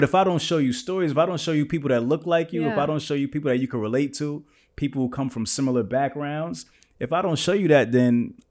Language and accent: English; Kansas, United States; Like, I came from Kansas. I didn't know nothing about trucking, right?